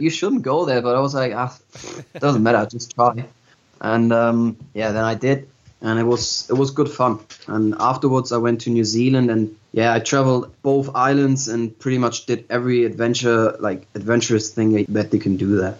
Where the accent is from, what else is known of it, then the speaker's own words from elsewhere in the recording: Hamburg, Germany; I'm originally from Hamburg, and I've been growing up in Hamburg as well